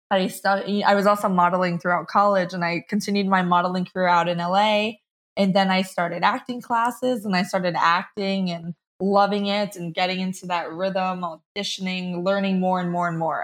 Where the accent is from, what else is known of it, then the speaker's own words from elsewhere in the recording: Rumson, New Jersey, United States; moved away as an adult; also born or lived in New York; now in Nashville, United States; I was raised in Rumston, New Jersey